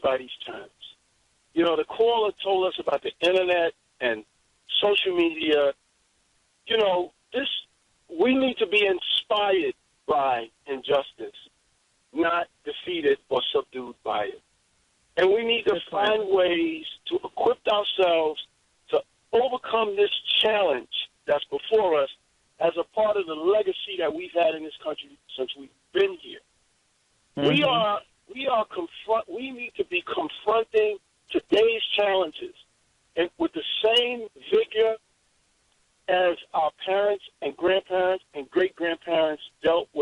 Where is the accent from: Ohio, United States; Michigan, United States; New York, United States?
New York, United States; New York City; I'm a kid from Harlem